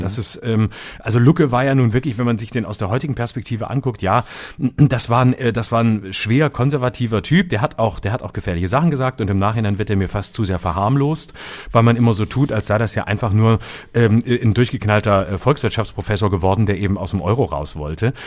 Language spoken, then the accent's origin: German; West Germany, Germany; bei uns im Westen, also da drüben, wo wir herkommen